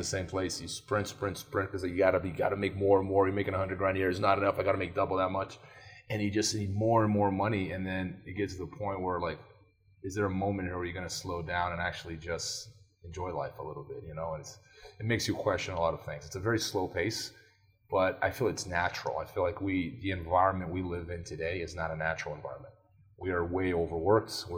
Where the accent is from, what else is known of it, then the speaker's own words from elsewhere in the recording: Brazil; moved away; I grew up in Brazil